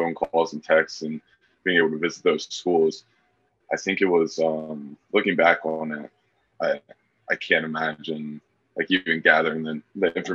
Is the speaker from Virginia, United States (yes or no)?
yes; Charlottesville, Virginia, United States; I was born in Charlottesville